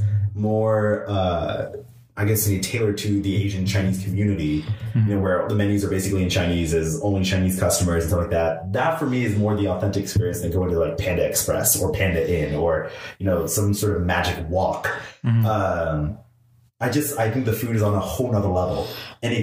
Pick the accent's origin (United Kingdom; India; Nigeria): India; Gujarat; now in United States; I'm from Gujarat, which is mostly predominantly vegetarian state